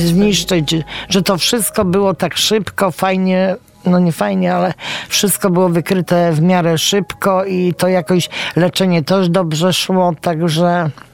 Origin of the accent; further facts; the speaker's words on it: Września, Greater Poland, Poland; ja nie jestem z Poznania, mieszkam we Wrześni, tam się urodziłam